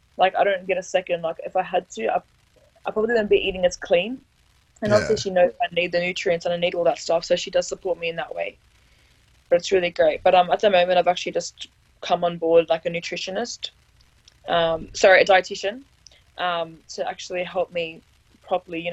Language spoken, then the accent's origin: English; Australia; being an Aussie